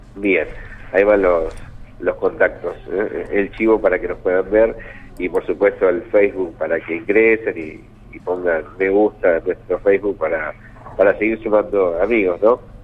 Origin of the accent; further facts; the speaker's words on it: Salazar, Buenos Aires Province, Argentina; moved away; yo soy de un pueblo cerca de Pegojo, sí, sí, Salazar, y bueno, pertenece al partido de Deró